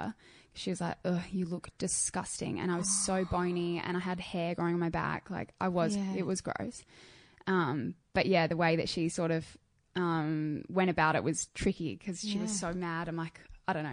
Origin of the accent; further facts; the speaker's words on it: Adelaide, South Australia, Australia; I grew up in Adelaide.